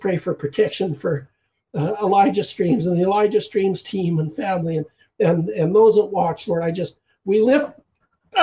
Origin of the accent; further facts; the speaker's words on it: Canada; I'm the …